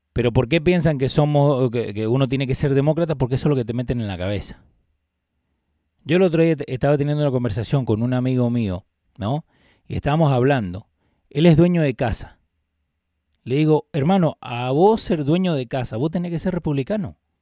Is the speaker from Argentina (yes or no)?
yes; Argentina; now in United States; yo vengo de Argentina